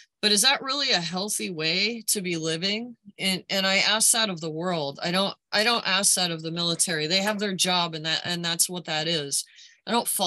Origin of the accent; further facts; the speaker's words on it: United States; I as an American